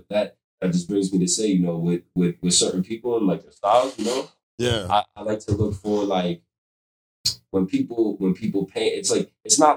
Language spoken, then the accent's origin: English; New York, United States; I'm from New York. I grew up around a certain type of people.